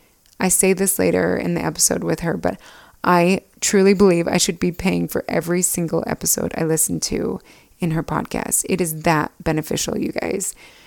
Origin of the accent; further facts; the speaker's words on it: Alpine, Utah, United States; But we grew up in Alpine, Utah, just two houses down from each other.